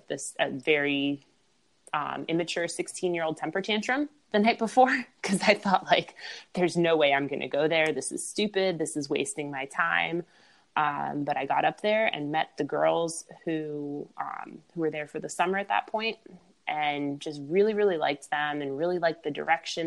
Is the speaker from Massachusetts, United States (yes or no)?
no; Pennsylvania, United States; moved away as an adult; also born or lived in North Carolina / Missouri / Tennessee; now in Boston, United States; I grew up in Pennsylvania, so I'm used to winters.